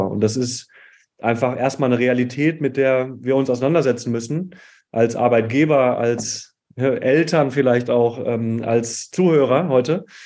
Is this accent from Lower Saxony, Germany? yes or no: no; Hattingen, North Rhine-Westphalia, Germany; Ähm, ich komme aus dem Ruhrgebiet an einer kleinen Stadt namens Hattingen, so näher Essen, Bochum, Dortmund oder erweitert auch Köln. Äh, bin dort aufgewachsen